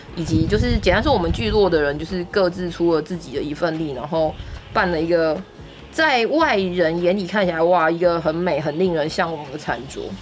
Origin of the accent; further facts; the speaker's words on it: Taiwan; 我们台湾人